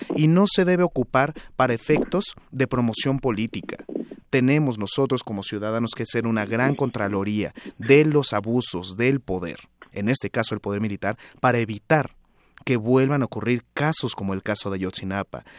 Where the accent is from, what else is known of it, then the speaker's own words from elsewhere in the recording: Mexico; como ciudadanos mexicanos